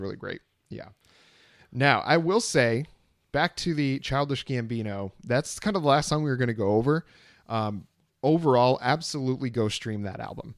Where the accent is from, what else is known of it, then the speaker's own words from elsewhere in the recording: Vermont, United States; now in Austin, Texas, United States; nowhere is like Vermont, nowhere is like growing up in Vermont